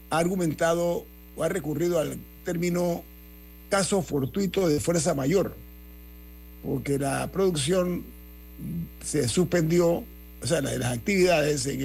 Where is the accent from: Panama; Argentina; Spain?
Panama; que nos respeten a nosotros como panameños